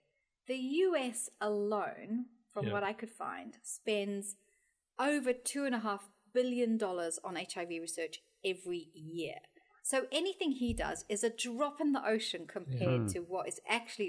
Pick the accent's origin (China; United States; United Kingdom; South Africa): South Africa; moved away; I grew up in South Africa, and our family attended church and stuff. And that was partly a belief in God by my family.